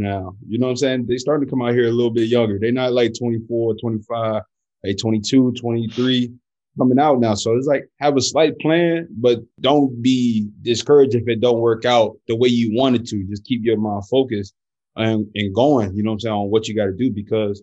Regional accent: United States; moved away as an adult; also born or lived in Brazil; now in Germany; I'm American

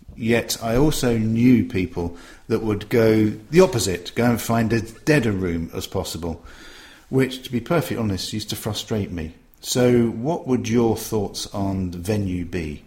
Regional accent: Tunbridge Wells, South East England, United Kingdom; my hometown of Tunbridge Wells

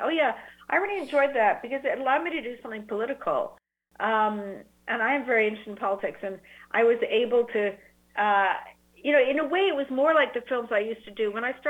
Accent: Canada; also born or lived in United Kingdom; because I grew up in Canada and in Britain and with great national health systems.

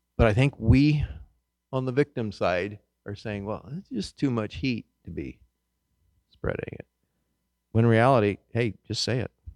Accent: Kansas, United States; moved away; I grew up in Kansas

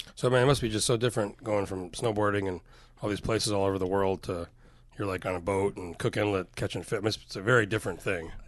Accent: New Mexico, United States; also born or lived in Utah; I grew up in New Mexico

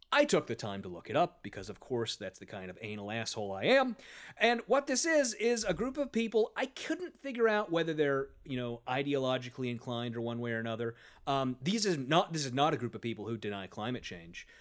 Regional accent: St. Louis, Missouri, United States; I was from Saint Louis

